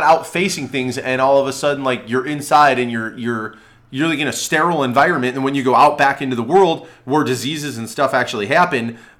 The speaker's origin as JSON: {"language": "English", "town": "Chicago", "region": "Illinois", "country": "United States", "tie": "born or raised there", "said": "because we grew up in Chicago."}